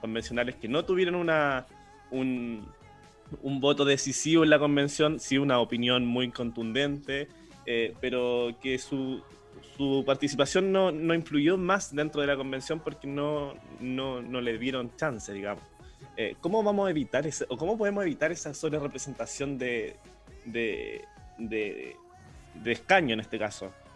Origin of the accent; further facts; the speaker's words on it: Chile; como chilenos